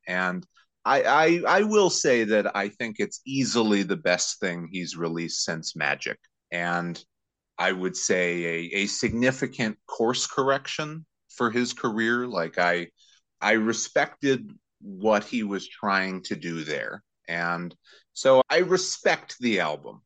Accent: St. Louis, Missouri, United States; now in New York, United States; I'm originally from St. Louis, Missouri, and I'm actually talking to you from from St. Louis right now. But I, I spend most of my year in New York.

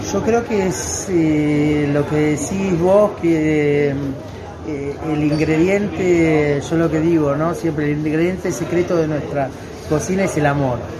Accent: Argentina; also born or lived in southern France; now in France; mi tierra, Argentina

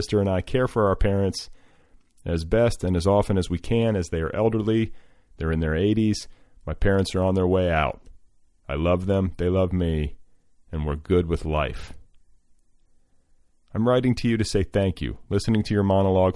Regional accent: Indiana, United States; I grew up in Indiana

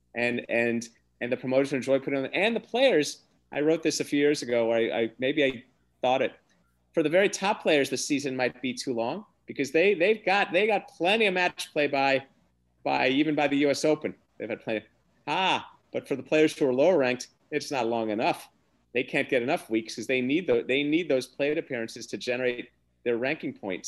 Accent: United States; as an American

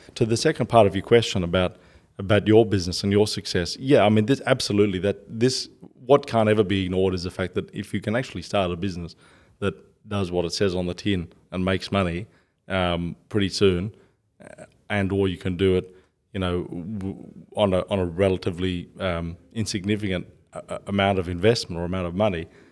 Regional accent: Australia; I'm Australian

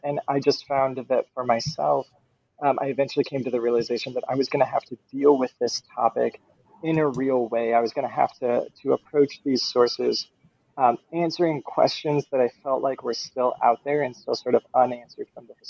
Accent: Fort Wayne, Indiana, United States; So I am from the Midwest. I was born in Fort Wayne, Indiana, in northern Indiana, so I come from sort of a blue-collar background.

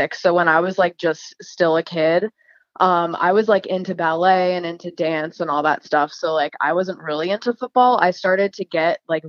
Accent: Annapolis, Maryland, United States; also born or lived in Baltimore, Maryland; I'm from Annapolis and I live in that area now

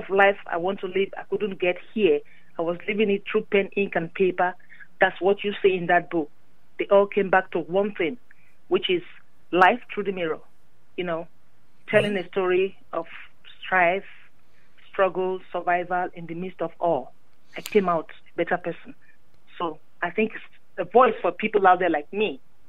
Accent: Nigeria; moved away; growing up in Nigeria

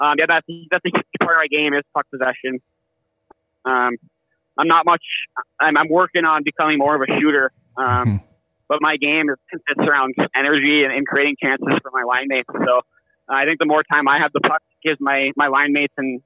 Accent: Minnesota, United States; accent: Minnesota; moved away as an adult; growing up in Minnesota

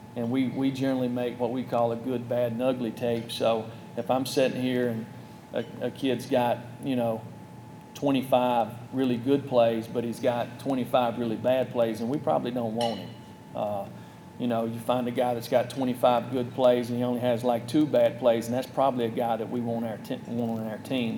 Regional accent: North Alabama, United States; now in Tennessee, United States; I grew up in North Alabama

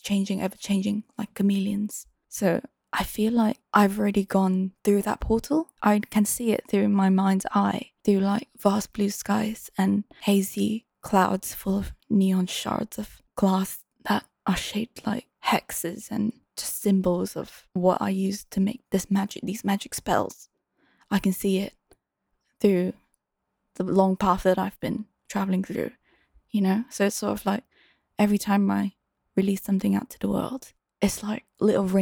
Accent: Singapore; moved away as an adult; now in London, United Kingdom; I was living back in my hometown in Singapore for a while

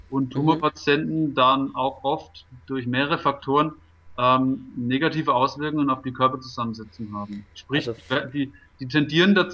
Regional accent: Schweinfurt, Bavaria, Germany; Heimatstadt äh, in der Strahlentherapie mhm. und habe das dann angenommen, bin da nach Schweinfurt gewechselt

